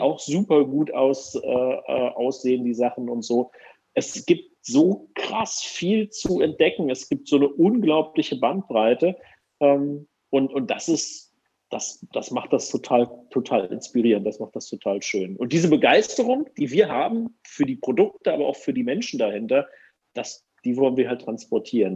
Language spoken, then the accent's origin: German; Germany; als Deutscher